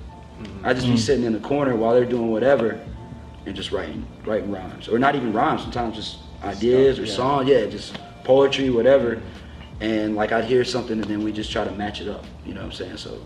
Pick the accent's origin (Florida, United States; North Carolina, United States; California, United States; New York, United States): North Carolina, United States; moved away; I'm from North Carolina originally.